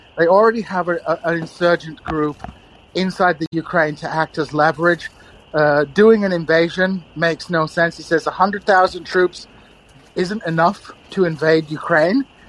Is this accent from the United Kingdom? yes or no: yes; Kingston upon Hull, Yorkshire and the Humber, United Kingdom; moved away as an adult; also born or lived in Missouri, United States; I'm currently living in my hometown of Kingston upon Hull